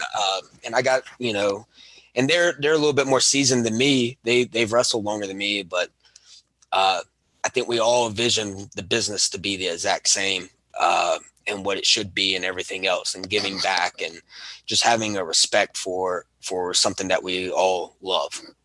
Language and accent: English; Alabama, United States; I am from Alabama